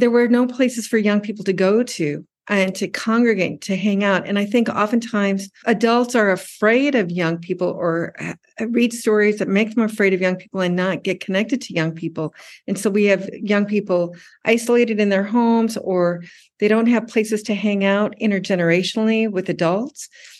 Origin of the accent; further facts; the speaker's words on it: Tokyo, Japan; also born or lived in United States; And I grew up in Tokyo.